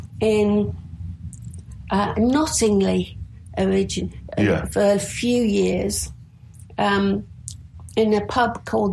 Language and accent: English; Wakefield, Yorkshire and the Humber, United Kingdom; also born or lived in Knottingley; now in Hull, United Kingdom; I was born in Wakefield in West Yorkshire.